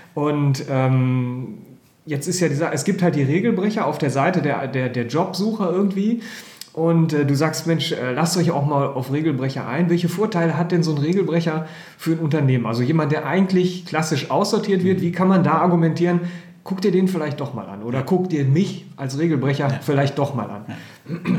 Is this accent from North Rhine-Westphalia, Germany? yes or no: yes; Herford, North Rhine-Westphalia, Germany; als gebürtiger Herforder